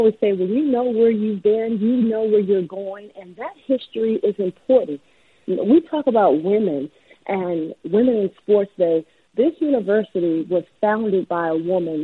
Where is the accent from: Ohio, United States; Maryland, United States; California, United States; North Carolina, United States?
Maryland, United States; moved away as an adult; now in Daytona Beach, United States; I'm from Maryland